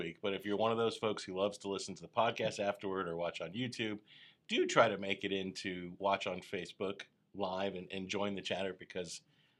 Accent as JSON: {"language": "English", "town": "Tampa", "region": "Florida", "country": "United States", "tie": "born or raised there", "said": "where I grew up in Tampa"}